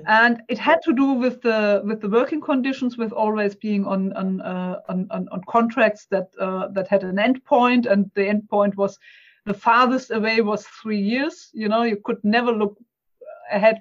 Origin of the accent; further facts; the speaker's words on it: Germany; English is a second language; excuse my accent and my searching for words, because I'm German. It's English is not my native language.